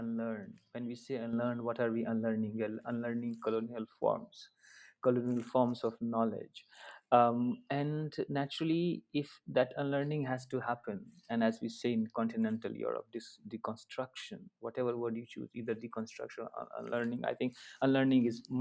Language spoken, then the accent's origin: English; Darbhanga, Bihar, India; first language Maithili; English is a second language; moved away as an adult; now in Sonipat, India; in Darbhanga, my hometown